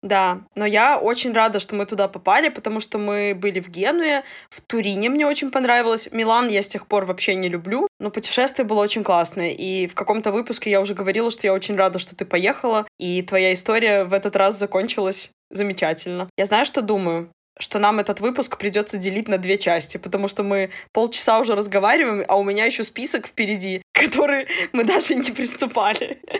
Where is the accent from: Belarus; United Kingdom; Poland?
Belarus; also born or lived in Portugal